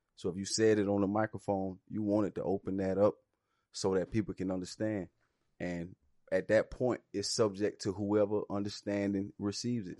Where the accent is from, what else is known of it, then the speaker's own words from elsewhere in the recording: Alabama, United States; I grew up in Alabama